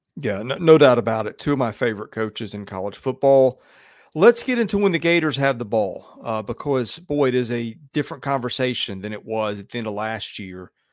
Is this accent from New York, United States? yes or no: no; Nashville, Tennessee, United States; my hometown of Nashville